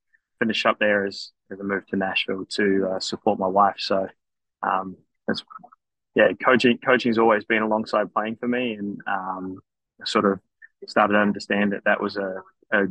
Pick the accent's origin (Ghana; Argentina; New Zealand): New Zealand; moved away as an adult; also born or lived in Australia / California / North Carolina / Colorado; now in United States; I was born in Australia, grew up in New Zealand.